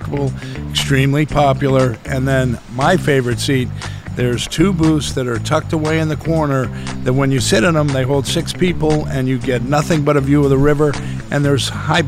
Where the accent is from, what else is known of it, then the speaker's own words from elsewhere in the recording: Boston, Massachusetts, United States; now in Washington, D.C., United States; I'm from Boston.